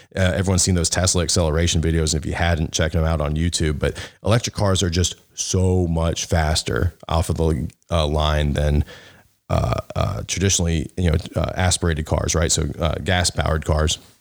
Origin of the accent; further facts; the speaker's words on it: the South, United States; I grew up in the South